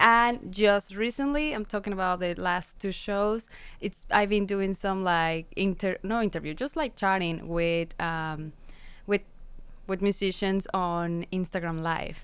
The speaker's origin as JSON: {"language": "English", "region": "San Luis Potosí", "country": "Mexico", "second_language": "English", "moved": "yes", "said": "I'm from Mexico, San Luis Potosi."}